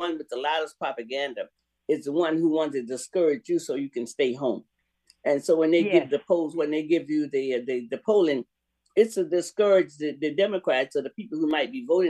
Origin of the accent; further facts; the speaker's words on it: Sanford, Florida, United States; now in Seattle, United States; We grew up together in Sanford, Florida, in Goldsboro